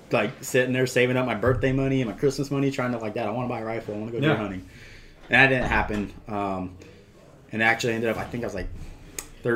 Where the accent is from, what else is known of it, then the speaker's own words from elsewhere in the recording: Fremont, California, United States; now in Manteca, United States; I'm from Fremont, California, and I currently live in Manteca